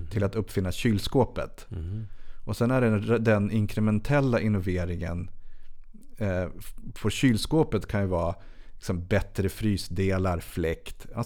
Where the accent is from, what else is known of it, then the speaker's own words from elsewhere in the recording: Sweden; jag är vit och svensk man.